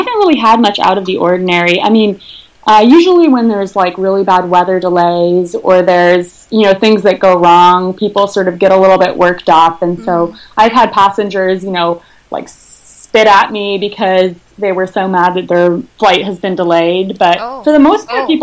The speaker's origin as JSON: {"language": "English", "town": "Eugene", "region": "Oregon", "country": "United States", "moved": "yes", "said": "I'm from Eugene, which is a small, about 150,000 people. It's a college town in the state of Oregon."}